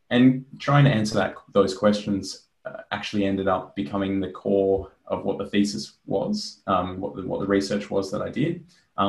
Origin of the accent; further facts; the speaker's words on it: Australia; I was really excited and wanted to investigate kind of, I guess, more broadly how to operate as an Australian jazz musician.